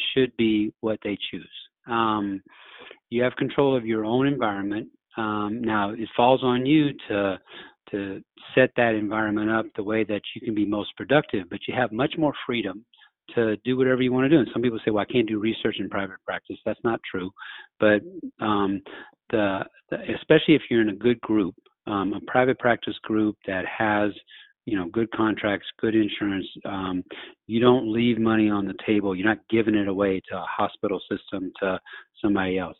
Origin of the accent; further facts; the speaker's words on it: Louisiana, United States; moved away as an adult; also born or lived in Jackson, Mississippi; now in New Orleans, United States; I grew up in Louisiana